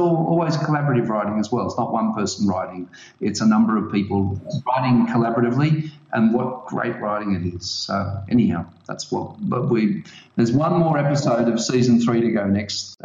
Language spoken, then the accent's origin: English; Australia; I'm an Australian, so I have a really great Australian music playlist